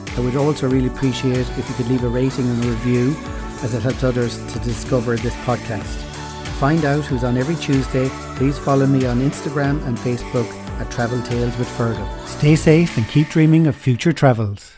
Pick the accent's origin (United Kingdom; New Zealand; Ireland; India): Ireland; Clare, Munster; I'm from Clare